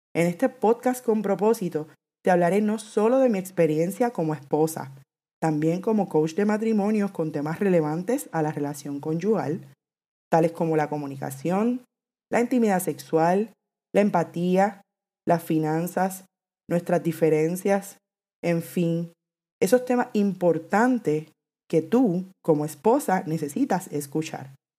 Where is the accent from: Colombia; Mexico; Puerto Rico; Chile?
Puerto Rico; soy puertorriqueña, actualmente vivo en Puerto Rico